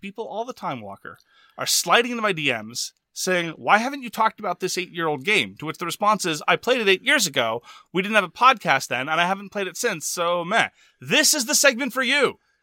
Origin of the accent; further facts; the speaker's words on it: Quebec, Canada; I'm from Quebec